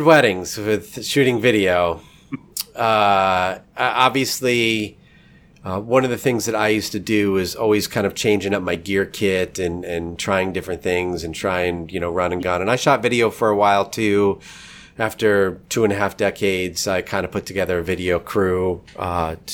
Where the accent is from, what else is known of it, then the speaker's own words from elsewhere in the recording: New York, United States; now in St. Louis, United States; I'm in St. Louis now, but I'm originally from New York